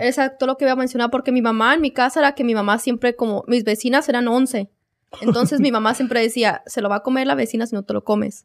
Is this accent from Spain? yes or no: no; Mexico; moved away; yo nací en México, muchos de nosotros vivimos allá